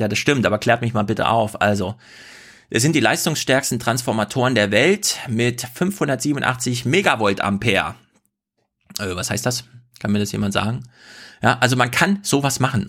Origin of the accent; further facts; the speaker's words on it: Thuringia, Germany; in Thüringen, in meiner Heimat